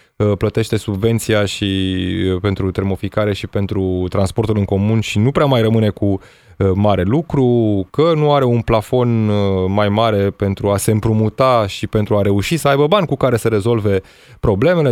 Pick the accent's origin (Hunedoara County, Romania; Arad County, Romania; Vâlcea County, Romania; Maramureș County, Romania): Hunedoara County, Romania; Petroșani; din orașul natal, din Petroșani